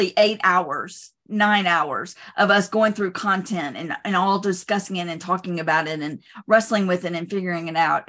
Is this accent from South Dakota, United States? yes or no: no; Georgia, United States; I grew up in Georgia. I grew up and even currently live not too far from the King Center